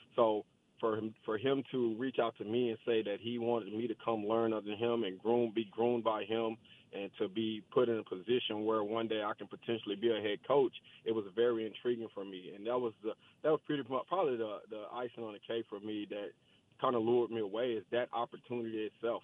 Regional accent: Dallas, Texas, United States; I'm from Dallas. I'm from South Oak Cliff, born and raised

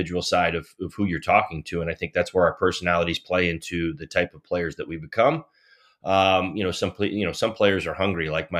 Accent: New Jersey, United States; when I was a kid growing up in New Jersey

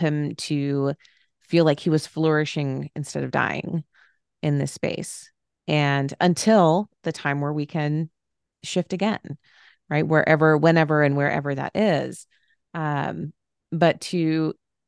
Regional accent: Phoenix, Arizona, United States; moved away as an adult; now in Cincinnati, United States; I am from Arizona, Phoenix area, grew up there my entire life, went to college in Flagstaff, Arizona

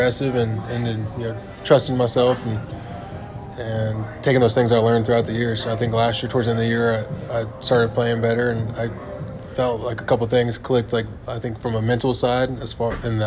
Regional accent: Texas, United States; I'm from Texas

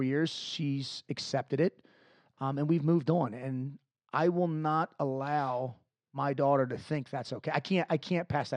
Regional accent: Dundalk, Maryland, United States; I'm originally from Dundalk, Maryland, which is not the greatest part of town in Maryland

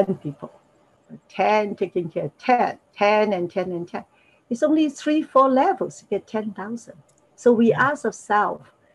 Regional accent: Hong Kong; English is a second language; moved away as an adult; now in Toronto, Canada; I was born in Hong Kong. Hong Kong Chinese. I speak Cantonese, a little bit Mandarin

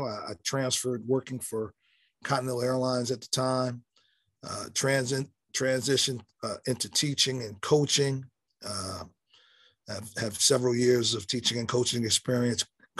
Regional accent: Elizabeth, New Jersey, United States; moved away as an adult; also born or lived in Durham, North Carolina / Texas; now in Houston, United States; I'm from Elizabeth, New Jersey, originally born and raised.

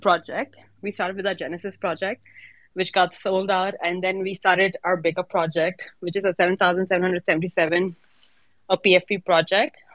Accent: India; now in Dubai, United Arab Emirates; I'm actually from India, but I'm based in Dubai.

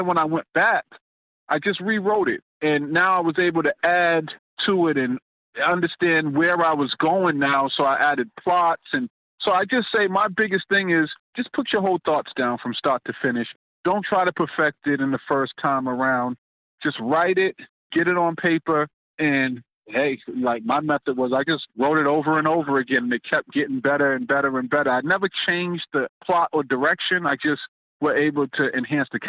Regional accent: Boston, Massachusetts, United States; I'm originally from Roxbury.

